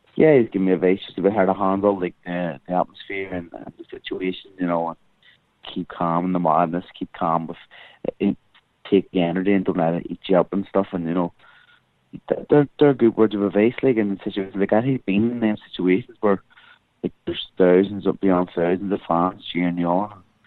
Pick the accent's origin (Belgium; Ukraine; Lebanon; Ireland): Ireland; as Irish people